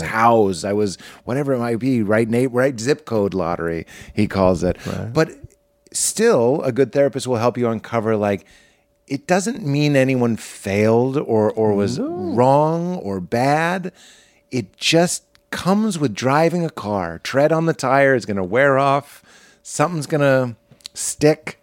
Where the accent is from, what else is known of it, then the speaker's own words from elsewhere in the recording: Boston, Massachusetts, United States; I grew up in Boston. It's not in Jersey